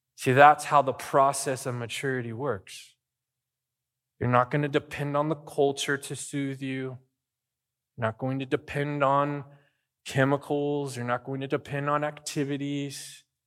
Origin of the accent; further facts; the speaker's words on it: Arizona, United States; now in Bakersfield, United States; I lived in Arizona